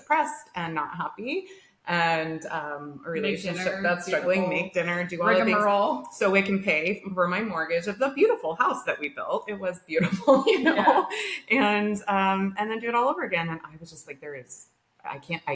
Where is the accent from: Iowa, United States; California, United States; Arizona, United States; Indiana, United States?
Arizona, United States; moved away as an adult; We grew up in Arizona.